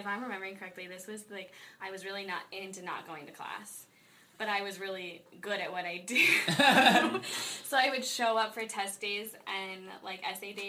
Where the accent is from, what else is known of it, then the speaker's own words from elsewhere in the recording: Highland Falls, New York, United States; also born or lived in Colorado Springs, Colorado; I grew up in Highland Falls, which is literally right outside the gates of West Point